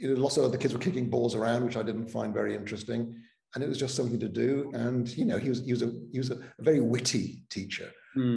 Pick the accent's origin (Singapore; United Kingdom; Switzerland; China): United Kingdom; Cardiff, Wales; first language Welsh; English is a second language; also born or lived in Altrincham, England; now in Starke, United States; I moved from Cardiff to Altrincham, just south of Manchester